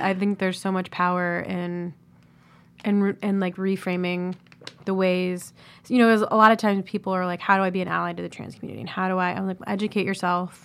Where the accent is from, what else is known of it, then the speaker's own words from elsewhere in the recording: Columbus, Ohio, United States; Columbus, Ohio